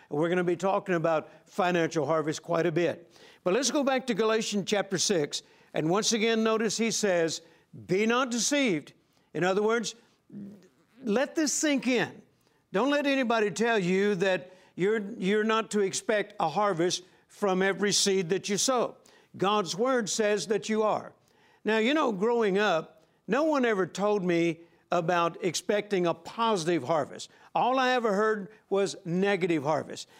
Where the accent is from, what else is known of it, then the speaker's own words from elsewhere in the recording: Vicksburg, Mississippi, United States; I was born in Vicksburg, Mississippi, on a farm, the same farm that my dad grew up on.